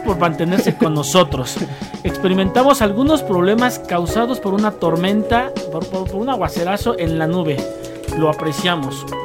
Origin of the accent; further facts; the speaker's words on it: Mexico; No somos muchos los mexicanos